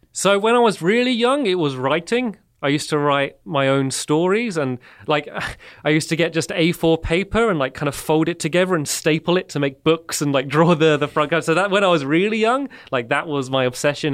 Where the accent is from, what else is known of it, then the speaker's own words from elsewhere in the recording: Emsworth, South East England, United Kingdom; I grew up in the, the south of England, about 15 minutes away from where I live now. It's a, a small town called Emsworth